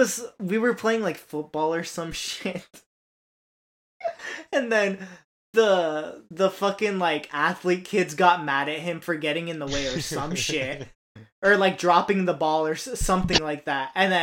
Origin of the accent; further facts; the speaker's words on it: United States; I do, bro. Like how us Americans grow up knowing what school shootings are like.